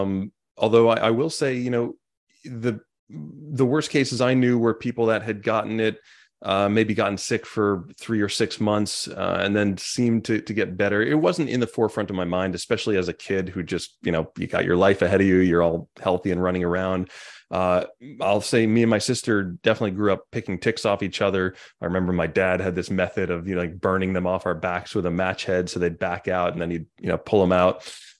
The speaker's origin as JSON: {"language": "English", "town": "Montauk", "region": "New York", "country": "United States", "tie": "born or raised there", "said": "I grew up in Montauk and then went to school in Sag Harbor"}